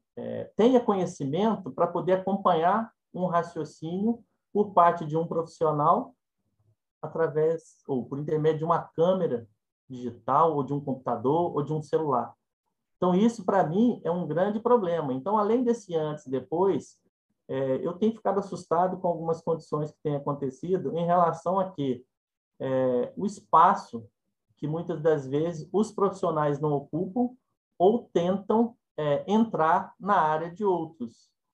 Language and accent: Portuguese; Minas Gerais, Brazil; eu sou mineiro e falo ai, né? E enquanto mineiro falo ai